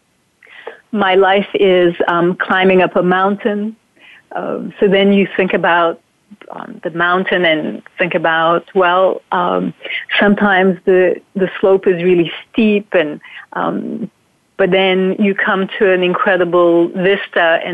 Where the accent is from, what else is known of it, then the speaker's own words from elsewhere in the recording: Turkey; moved away; also born or lived in New York; I grew up in Turkey, so my roots are in Turkey, and that's where, that's my upbringing and culture